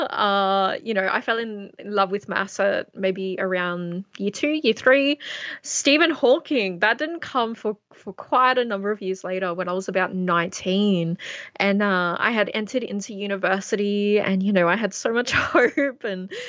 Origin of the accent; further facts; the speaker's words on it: Tamworth, New South Wales, Australia; also born or lived in Coledale; Absolutely, my hometown. Shout out to Tamworth. I absolutely love, uh, love my home, love my country